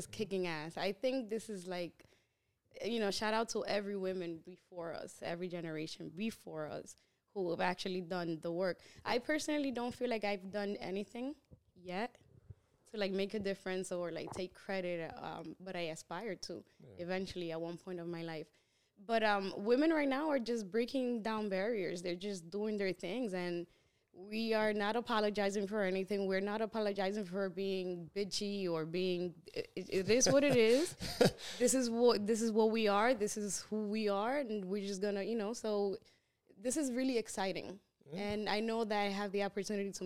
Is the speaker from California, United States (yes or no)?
no; New York City, New York, United States; I grew up in New York City, and my parents are, you know, the typical Dominicans